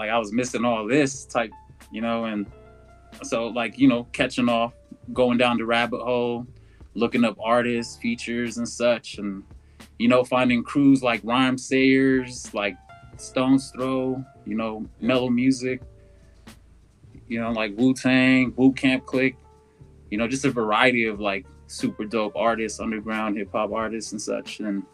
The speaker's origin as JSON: {"language": "English", "town": "Dulce", "region": "New Mexico", "country": "United States", "tie": "born or raised there", "said": "where I'm from is called Dulce. You know, it's up on the north side, like central, like right on the border of Colorado, New Mexico"}